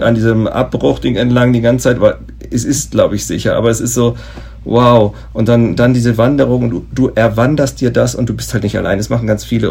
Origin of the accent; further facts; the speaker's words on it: Germany; als Deutscher